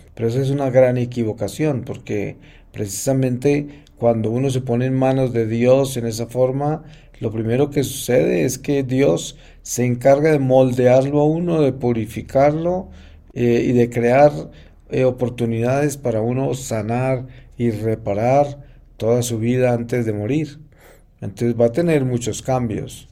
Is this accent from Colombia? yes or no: yes; Colombia; moved away; yo he vivido muy lejos de mi familia en Colombia porque yo me fui de Colombia muy joven